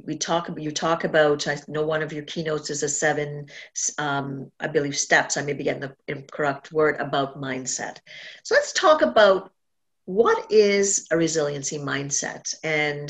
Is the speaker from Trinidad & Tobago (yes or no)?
yes; Trinidad & Tobago; accent: Caribbean; moved away; I was born in Trinidad and Tobago